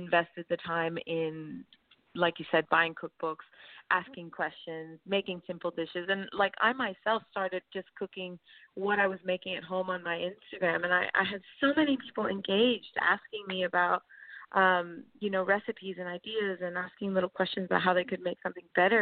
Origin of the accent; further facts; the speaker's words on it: Miami, Florida, United States; moved away as an adult; also born or lived in California; now in Australia; I'm from the U.S. Yeah, I was born in Miami, Florida